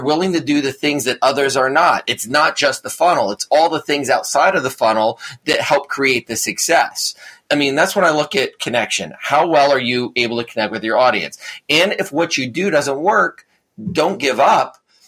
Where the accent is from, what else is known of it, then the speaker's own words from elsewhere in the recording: New Jersey, United States; accent: New Jersey; Maybe I lost my New Jersey accent a little bit too much, so I didn't fit in New York City.